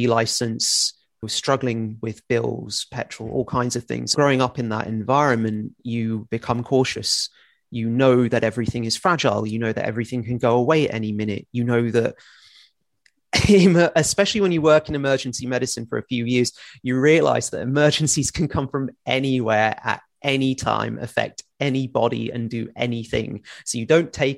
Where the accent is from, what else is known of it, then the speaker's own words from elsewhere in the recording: Milton Keynes, South East England, United Kingdom; now in Leicestershire, United Kingdom; I grew up in Milton Keynes